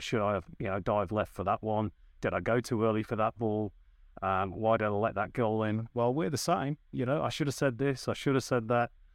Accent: North West England, United Kingdom; moved away as an adult; now in Australia; as you can tell by my accent, I started in the U K. That's where I'm from. I'm from the northwest of England.

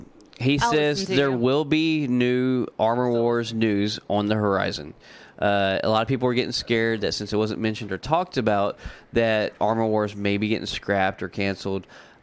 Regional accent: the South, United States; See, back where me and Taylor Burton grew up, we changed our own oil and air filters.

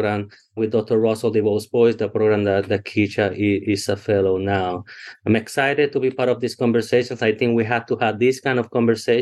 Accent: Puerto Rico; English is a second language; moved away as an adult; also born or lived in Texas / Pennsylvania; now in Dallas, United States; I'm from a really, really small town in Puerto Rico, first gen college student

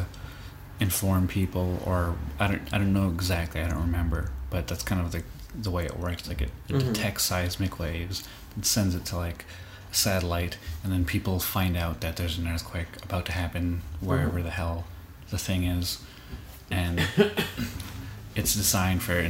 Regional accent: Canada; We're from Canada

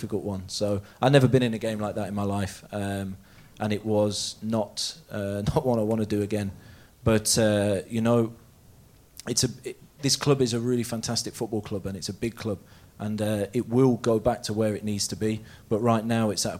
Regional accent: Leicester, East Midlands, United Kingdom; now in Norway; I'm from Leicester

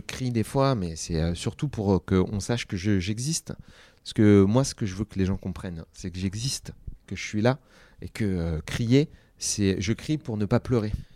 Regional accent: Seine-Saint-Denis, Île-de-France, France; Moi, j'ai grandi en Sa-, en Seine-Saint-Denis

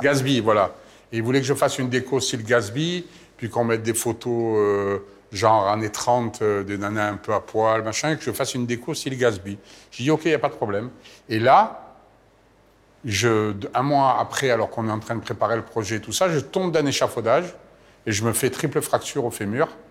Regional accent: Marseille, Provence-Alpes-Côte d'Azur, France; moved away as an adult; je suis parti de Marseille

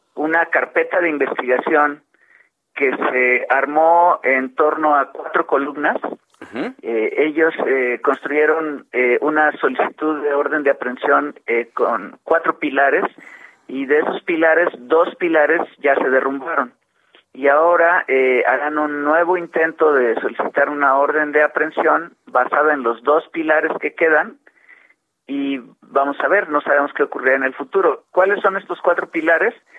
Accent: Mexico; todos como mexicanos

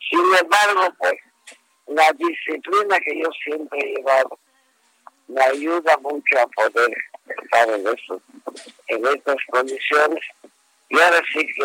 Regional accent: Yucatán, Mexico; yo soy yucateco

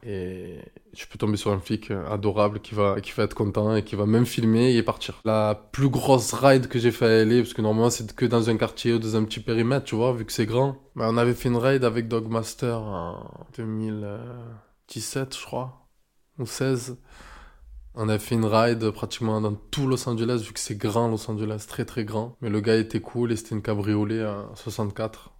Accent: Marseille, Provence-Alpes-Côte d'Azur, France; je suis bel et bien de Marseille

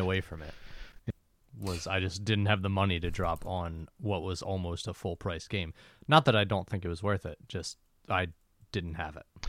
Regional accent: Philadelphia, Pennsylvania, United States; moved away; I'm from Philly

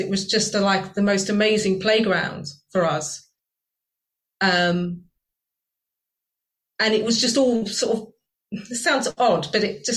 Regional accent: Virginia Water, South East England, United Kingdom; moved away as an adult; now in Sheffield, United Kingdom; when I go back to where I grew up in Virginia Water and I walk around the woods in Virginia Water where I grew up in southern England

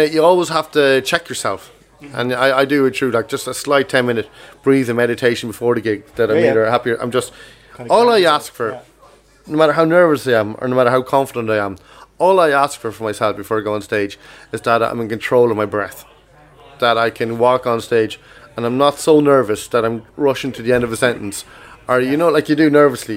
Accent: Kells, Leinster, Ireland; I grew up in Kells County Meath

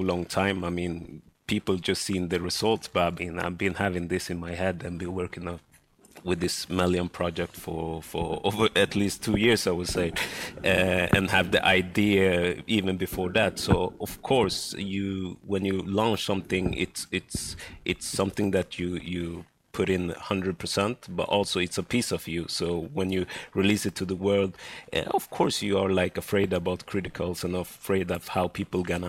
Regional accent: Sweden; born or raised there

